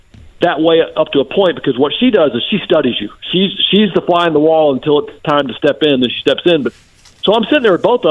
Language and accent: English; Macon, Georgia, United States; I'm from Macon, Georgia